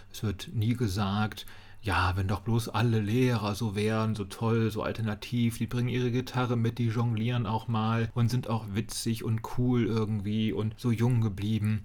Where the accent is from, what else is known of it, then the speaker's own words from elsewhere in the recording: Kassel, Hesse, Germany; meiner Heimatstadt Kassel